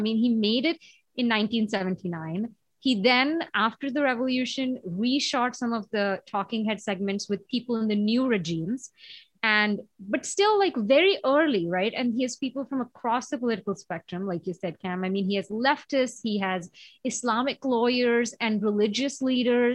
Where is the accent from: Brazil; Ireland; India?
India; moved away; When I was growing up in India, I mean, school was such a carceral, like such a disciplinary, you know, place